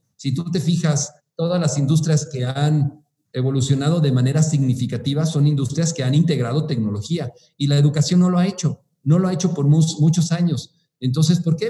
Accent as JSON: {"language": "Spanish", "region": "Mexico City", "country": "Mexico", "tie": "born or raised there", "moved": "as an adult", "lives_now": "Morelia, Mexico", "said": "soy originario de la Ciudad de México"}